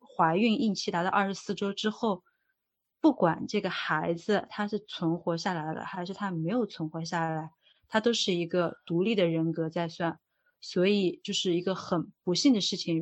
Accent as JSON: {"language": "Chinese", "country": "China", "moved": "yes", "lives_now": "Dublin, Ireland", "said": "作为一个中国人，刚到这边的时候"}